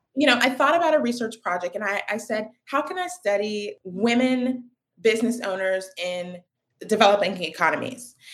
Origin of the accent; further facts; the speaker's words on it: Raleigh, North Carolina, United States; I was born in Raleigh, North Carolina